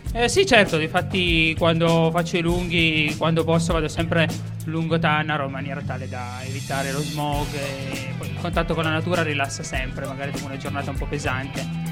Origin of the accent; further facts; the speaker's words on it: Alba, Piedmont, Italy; io sono di Alba